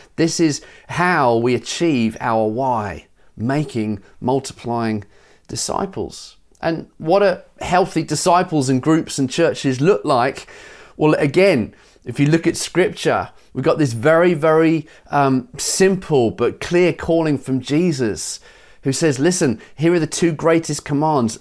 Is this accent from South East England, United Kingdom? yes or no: yes; Brighton, South East England, United Kingdom; growing up in Brighton